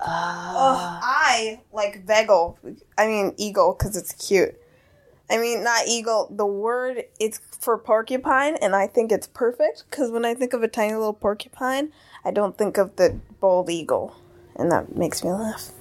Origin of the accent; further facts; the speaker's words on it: Amsterdam, North Holland, Netherlands; also born or lived in Caribbean; raised in the eighties in Amsterdam, in the Netherlands, spent some time in the Caribbean.